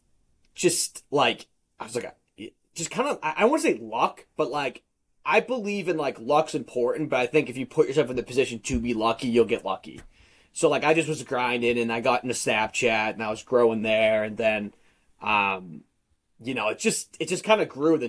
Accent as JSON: {"language": "English", "area": "Boston", "region": "Massachusetts", "country": "United States", "said": "I'm from Massachusetts, Boston, a little bit north of Boston"}